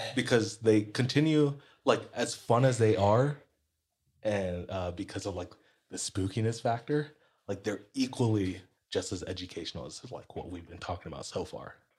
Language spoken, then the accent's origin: English; Hawaii, United States; how long we've been here as a Hawaiian